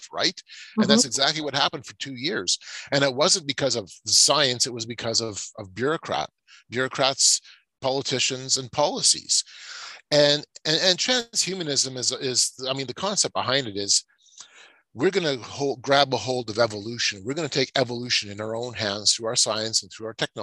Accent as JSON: {"language": "English", "country": "Canada", "said": "as a Canadian"}